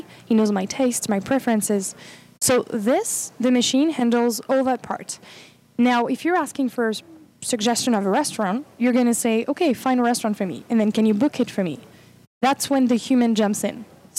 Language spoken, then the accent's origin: English; France; From France.